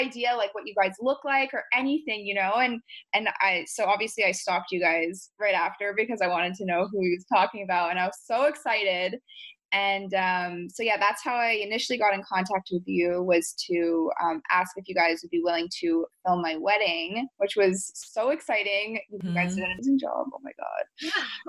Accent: Montreal, Quebec, Canada; I'm from Montreal, which is in Canada.

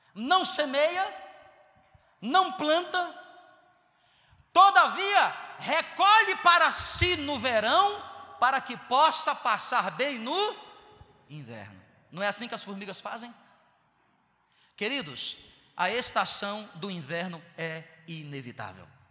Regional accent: Northeast Region, Brazil; also born or lived in Southeast Brazil; eu sou nordestino

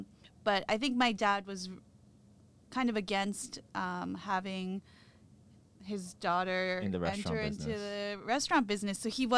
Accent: New York City, New York, United States; So I grew up in Manhattan on the Upper West Side

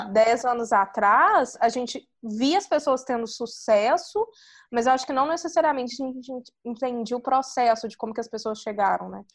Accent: Brazil; now in India

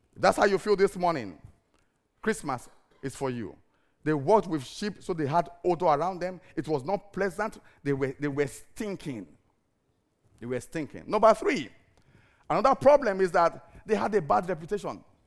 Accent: Cyprus; moved away; I'm from Cyprus

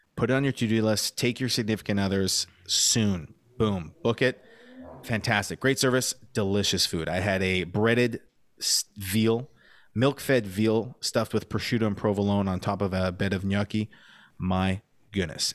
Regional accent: Montreal, Quebec, Canada; moved away; when I was growing up in Montreal

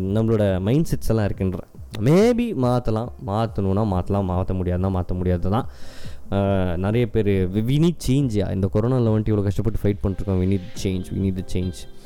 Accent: Ooty, Tamil Nadu, India; moved away; also born or lived in Coimbatore; இது நான் பிறந்து வளர்ந்த இடம்

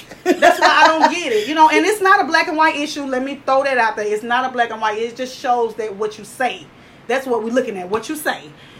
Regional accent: the South, United States; I just want to say I'm from the dirty, dirty South. I'm talking about the dirty, dirty South.

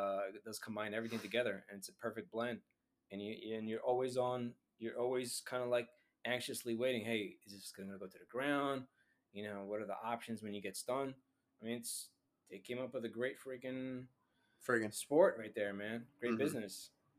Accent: New York, United States; I am from New York anyway.

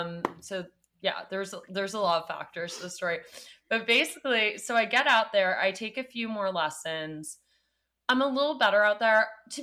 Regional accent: New York City, New York, United States; moved away as an adult; now in Los Angeles, United States; I'm from New York City.

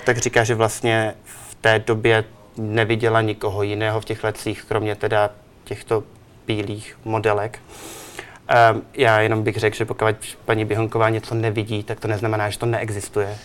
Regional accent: Czechia; moved away; also born or lived in New York / Milan / Barcelona; já jsem Čech

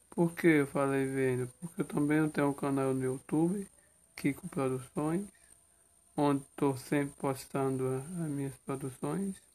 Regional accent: Sertão do Pajeú, Pernambuco, Brazil; um jovem, agricultor familiar, sou pernambucano, sou teresinense, sou do sertão do Pajeú, Nordeste e Brasil.

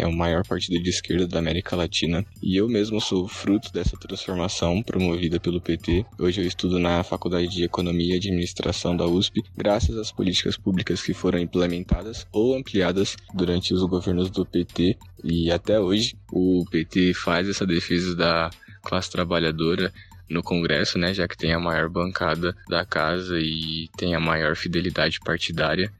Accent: Barueri, São Paulo, Brazil; sou de Barueri, região metropolitana de São Paulo

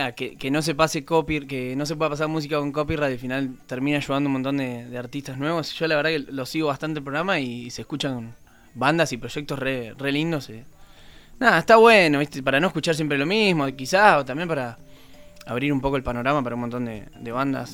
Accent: Santa Regina, Buenos Aires Province, Argentina; now in Buenos Aires, Argentina; es más o menos chico como el de ustedes. ¿eh? 500 personas, se llama Santa Regina

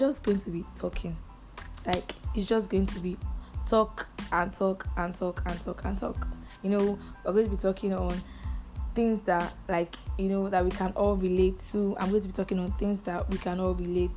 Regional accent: Badagry, Lagos, Nigeria; I hail from Badagry, Lagos State. Yup. I'm a proud Lagosian

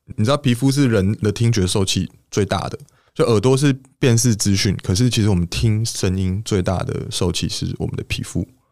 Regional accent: Taipei, Taiwan; 毕竟我是一个台北小孩嘛， 那我其实是在北投的山上长大，我在这个大屯山上长大

